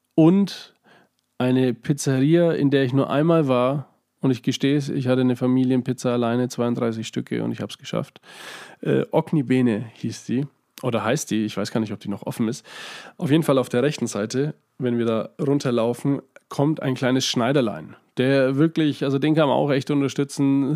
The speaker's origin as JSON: {"language": "German", "town": "Schwabach", "region": "Bavaria", "country": "Germany", "tie": "born or raised there", "said": "ich bin in Schwabach aufgewachsen"}